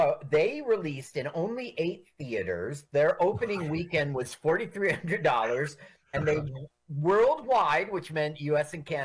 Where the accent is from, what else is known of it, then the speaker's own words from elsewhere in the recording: Phoenix, Arizona, United States; moved away; I grew up in Phoenix